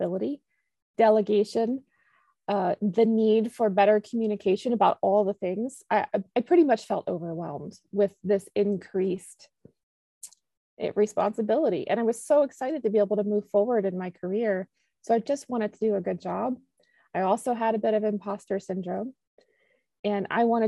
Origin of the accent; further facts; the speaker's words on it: Virginia, United States; I'm actually from Virginia, and I live in a rural area